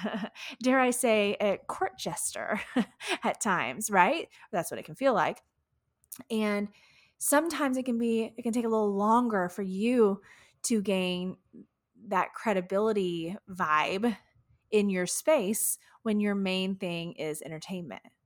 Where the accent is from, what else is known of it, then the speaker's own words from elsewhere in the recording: Houston, Texas, United States; here in my hometown of Houston, Texas